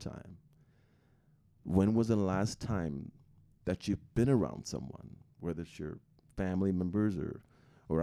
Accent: outside Chicago, Illinois, United States; now in Utah, United States; growing up outside Chicago with six boys and older siblings

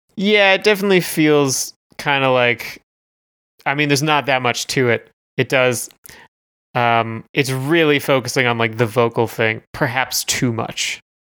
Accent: Canada; We are Canadian content.

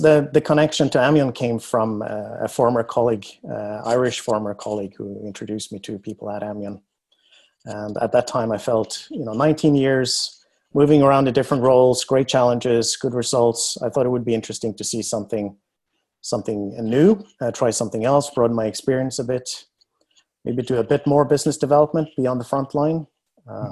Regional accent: Norway; moved away; I was born in Norway, and I grew up in the countryside

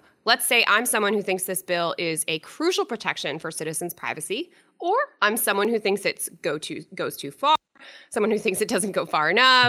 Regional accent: Londonderry, New Hampshire, United States; My hometown!

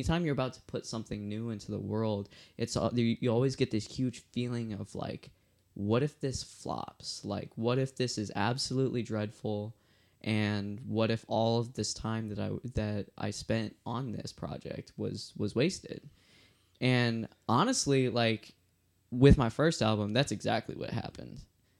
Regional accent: Chicago, Illinois, United States; moved away as an adult; now in Austin, United States; I was living in Illinois. For everyone that doesn't know me, I am actually from Chicago, and I moved to Austin, Texas to make this album and a movie accompanying it.

